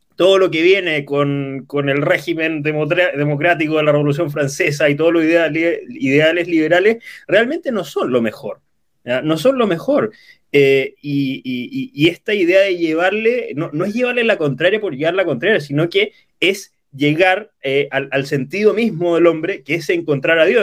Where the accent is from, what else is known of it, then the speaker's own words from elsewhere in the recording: Santiago, Santiago Metropolitan Region, Chile; Soy natural de, de Chile, de la capital, de Santiago